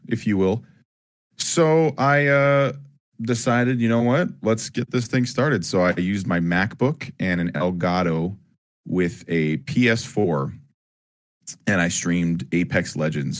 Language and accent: English; Ajax, Ontario, Canada; I was born in Ajax, Ontario